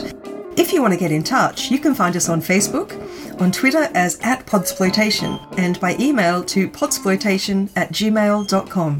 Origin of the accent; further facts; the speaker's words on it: Australia; I'm Australian